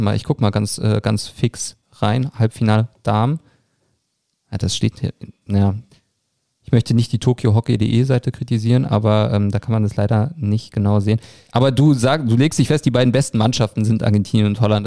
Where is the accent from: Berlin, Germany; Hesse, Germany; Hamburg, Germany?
Berlin, Germany; Für mich als Berliner